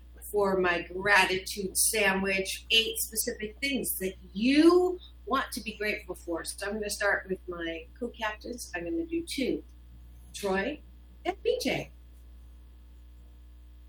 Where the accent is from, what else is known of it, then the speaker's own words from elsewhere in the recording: Canada; moved away; I was born in Canada.